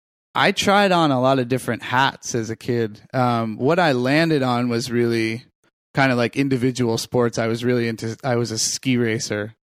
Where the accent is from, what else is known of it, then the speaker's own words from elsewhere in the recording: Falmouth, Maine, United States; moved away as an adult; also born or lived in Greenwich, Connecticut; now in New York, United States; I'm from Maine.